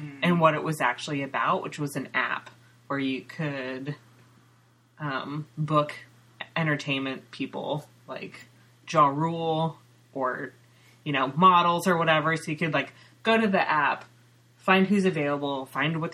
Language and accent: English; Ukiah, California, United States; now in Seattle, United States; I grew up in Mendocino County, which is part of the Emerald Triangle